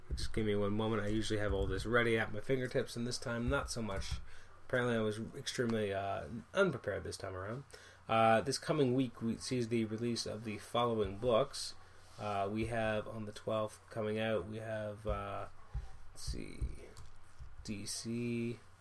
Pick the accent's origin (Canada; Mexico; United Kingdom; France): Canada; I'm Canadian